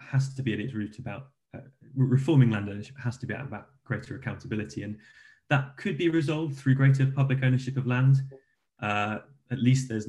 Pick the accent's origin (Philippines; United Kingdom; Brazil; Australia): United Kingdom; England; we in the UK and England